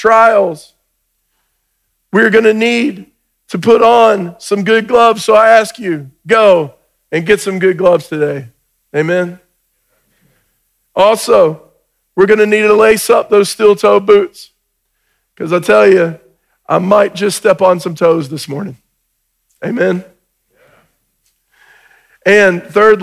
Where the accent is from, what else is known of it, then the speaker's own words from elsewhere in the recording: Georgia, United States; I'm from Georgia.